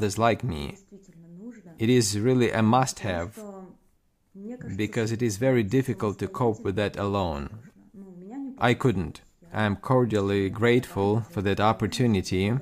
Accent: Kharkiv, Kharkiv Oblast, Ukraine; moved away as an adult; now in France; I'm from Kharkiv city. As many other Ukrainians, I left my country. I'm in France now.

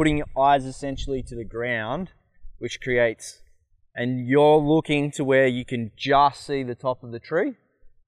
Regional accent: Australia; I'm from Australia

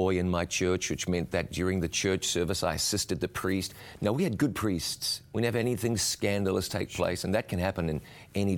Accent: New Zealand; I was born and raised in New Zealand and had the benefit of being raised in a church-going home

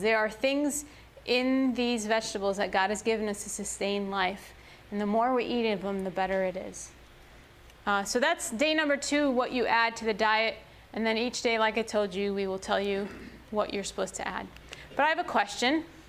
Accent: Chicago, Illinois, United States; I grew up in Chicago

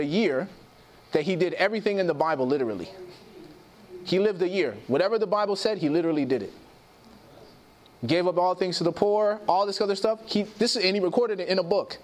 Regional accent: Chicago, Illinois, United States; I grew up in Chicago

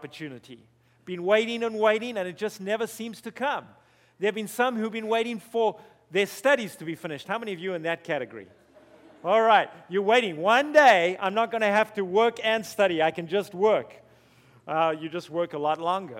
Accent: Zimbabwe; moved away; also born or lived in South Africa; you're going to hear a strange accent while I'm up here. That's because I was born in Zimbabwe

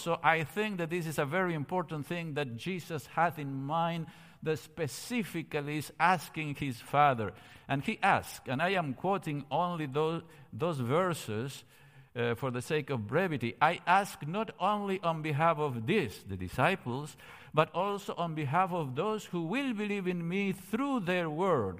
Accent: Córdoba, Argentina; moved away as an adult; I was born in Cordoba, Argentina, thirteen days after the end of World War Two

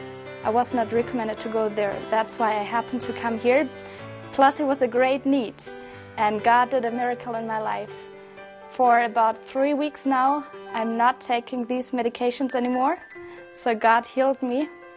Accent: Germany; moved away as an adult; now in Guyana; I'm a volunteer from Germany and I'm here in Guyana now for 5 months.

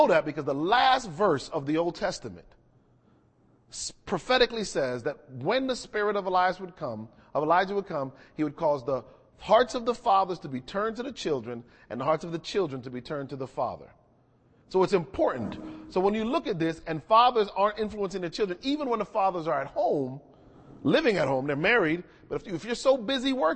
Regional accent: outside of Hartford, Connecticut, United States; When I was growing up, and I grew up in outside of Hartford, Connecticut

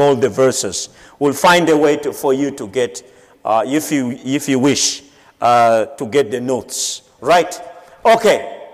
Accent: Madagascar; Madagascar, my home country

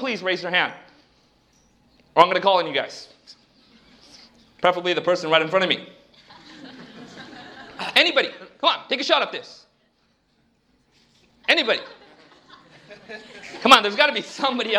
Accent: Southern California, United States; I grew up down in Southern California, between the Indian culture and between the secular Western culture

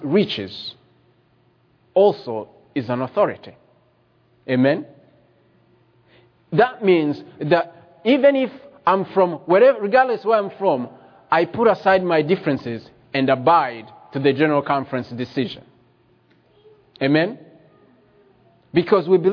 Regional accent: Rwanda; I was born in Rwanda

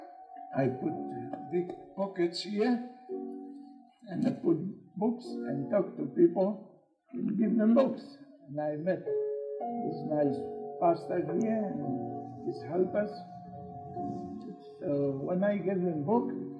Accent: Poland; English is a second language; moved away as an adult; now in Australia; I'm from Poland. I'm 50 years in Australia.

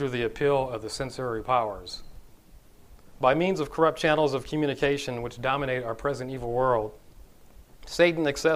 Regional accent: Los Angeles, California, United States; I'm originally from Los Angeles, California. That's where I grew up

